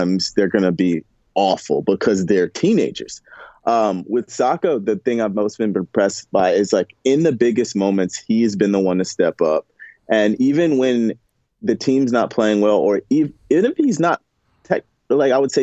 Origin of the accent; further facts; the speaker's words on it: the South, Southern United States, United States; I'm from the South